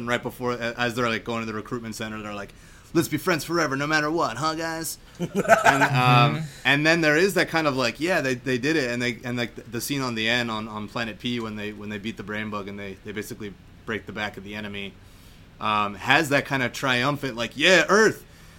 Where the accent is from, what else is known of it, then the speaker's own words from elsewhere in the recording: United States; specifically as an American